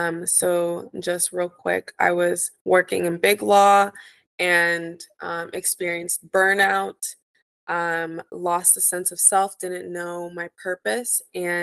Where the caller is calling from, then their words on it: Los Angeles, California, United States; I'm tuning in from Los Angeles, California.